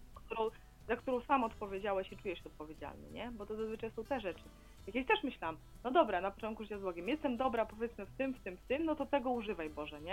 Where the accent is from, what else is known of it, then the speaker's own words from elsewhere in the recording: Białystok, Podlaskie Voivodeship, Poland; ja też jestem z Białegostoku